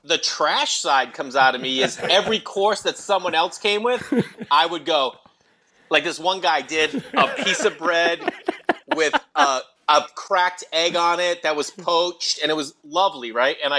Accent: Stoneham, Massachusetts, United States; now in Los Angeles, United States; I grew up in Massachusetts, just outside of Boston, Stoneham, Mass

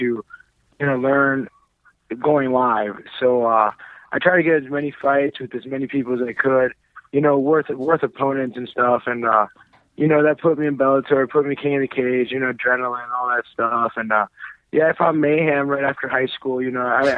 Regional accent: Mexico; it's my home country. You know, I'm from Mexico

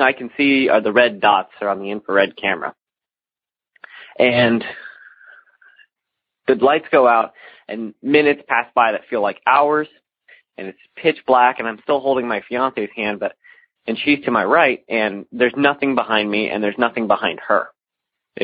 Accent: Alton, Illinois, United States; I'm from the Alton area of Illinois

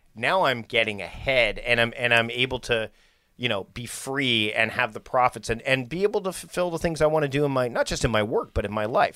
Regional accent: Victoria, British Columbia, Canada; here in my hometown of Victoria

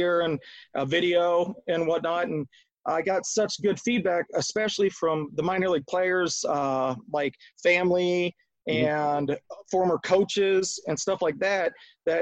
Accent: Akron, Ohio, United States; also born or lived in Arizona; I'm from the Akron area

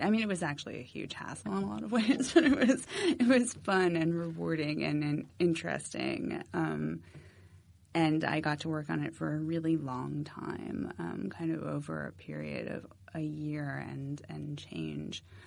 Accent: Massachusetts, United States; moved away as an adult; also born or lived in Philadelphia; I'm from Massachusetts. Um, I went to school in Philadelphia

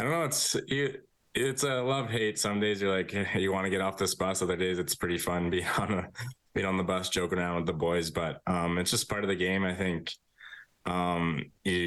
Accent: Sherwood Park, Alberta, Canada; also born or lived in Brandon; being from Sherwood Park, so it's basically my hometown

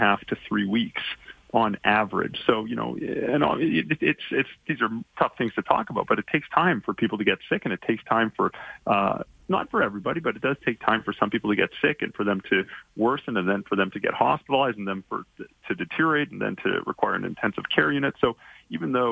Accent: Calgary, Alberta, Canada; now in Toronto, Canada; I'm calling you from downtown Toronto, but I'm from Calgary originally, and I grew up there, and I'm obviously still very proud to have Alberta roots.

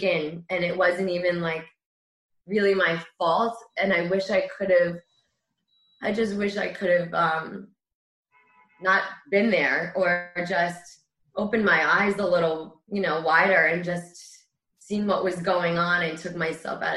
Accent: Great Neck, New York, United States; I grew up in Great Neck and the fire department was one that I knew from a little girl

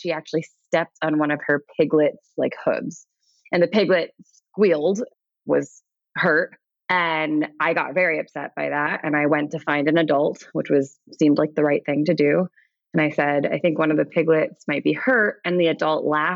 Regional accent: New York City, New York, United States; I grew up in New York City.

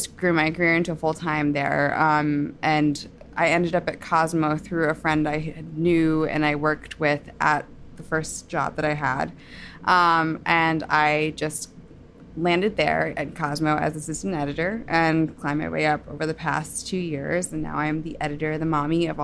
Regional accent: New Jersey, United States; I grew up in New Jersey.

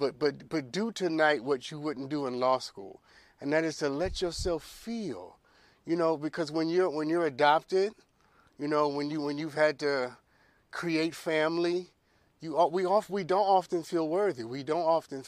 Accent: New York, United States; I'm but from New York

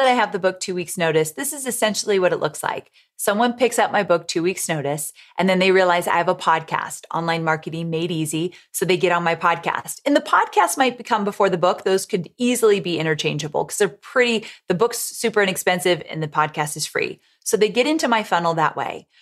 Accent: Orange County, California, United States; moved away as an adult; also born or lived in San Diego, California; now in Nashville, United States; I grew up in Orange County, California, and then I lived in San Diego when I worked with Tony for so long

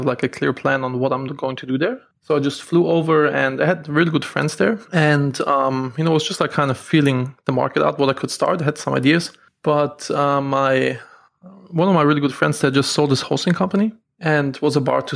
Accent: Germany; moved away as an adult; now in United States; I'm from Germany originally

